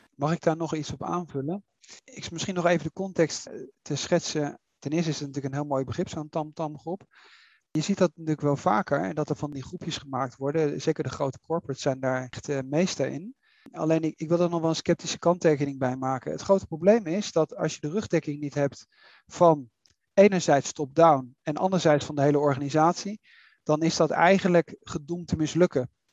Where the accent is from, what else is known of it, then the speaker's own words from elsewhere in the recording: Netherlands; moved away; ik ben, eh, ik ben Nederlander